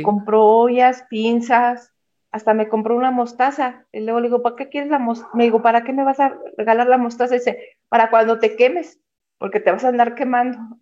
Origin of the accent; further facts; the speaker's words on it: Mexico City, Mexico; moved away as an adult; now in Zacatecas, Mexico; yo soy originalmente de Ciudad de México, pero me vine de vacaciones acá y acá fue donde me casé, acá en Zacatecas.